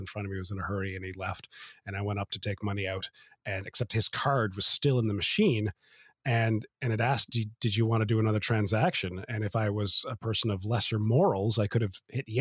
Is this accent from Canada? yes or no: yes; Canada; We are Canadian.